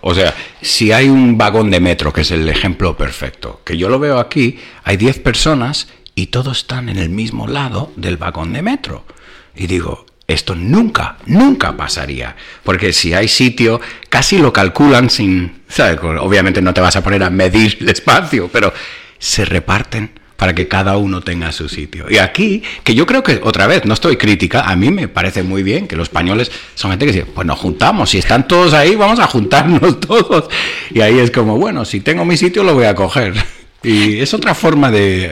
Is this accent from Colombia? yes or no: no; United States